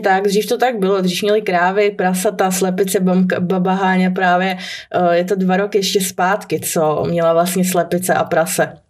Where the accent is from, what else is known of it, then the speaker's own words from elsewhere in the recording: Czechia; u nás v Čechách